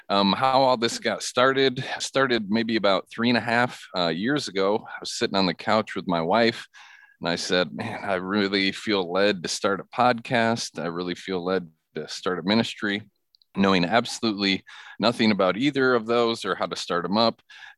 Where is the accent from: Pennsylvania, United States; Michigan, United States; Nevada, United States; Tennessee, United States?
Michigan, United States; Yeah, well, I grew up in Michigan. I grew up in a imperfect yet Christian home.